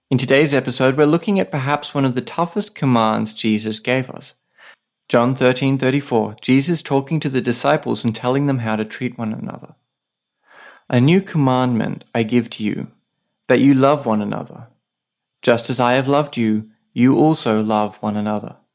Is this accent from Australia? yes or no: yes; Australia; now in Saipan; I'm an Aussie writer and pastor living with my wife on a tiny island called Saipan.